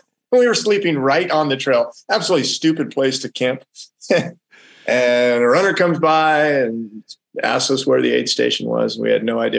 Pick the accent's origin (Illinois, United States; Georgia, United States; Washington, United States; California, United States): California, United States; Yeah, so we grew up primarily in the Bay Area. We moved around a lot. My dad was in the Air Force.